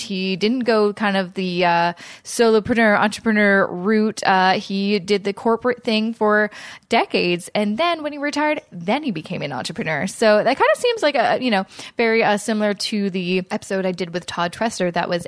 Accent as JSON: {"language": "English", "region": "West Coast", "country": "Canada", "lives_now": "Toronto, Canada", "said": "And I'm originally from the West Coast. Then I moved to Toronto. And I don't know. It's kind of a mesh of both those accents. But it's not super Canadian, I'd say."}